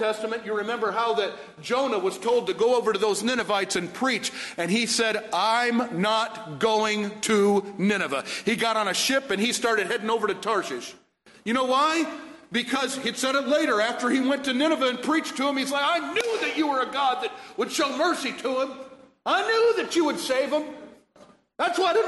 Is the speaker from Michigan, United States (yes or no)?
yes; Warren, Michigan, United States; moved away; also born or lived in Detroit, Michigan / Indiana; I grew up in Warren. At a church in Warren, Michigan, and I remember singing that in Sunday school when I was a little boy